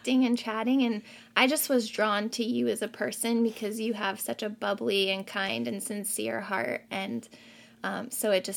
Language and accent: English; Columbus, Ohio, United States; Columbus, Ohio, which is my hometown.